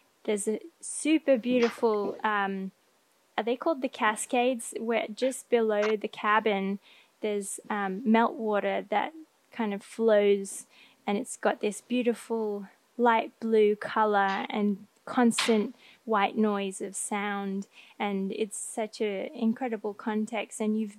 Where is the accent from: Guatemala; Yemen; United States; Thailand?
Thailand; also born or lived in Australia; Because I grew up in Thailand and Australia, where we do have mountains in Australia, but nowhere as tall as in the Pacific Northwest.